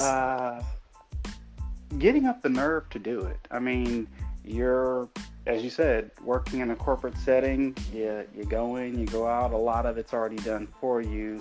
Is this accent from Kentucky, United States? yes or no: no; Fort Wayne, Indiana, United States; grew up, born and raised in Fort Wayne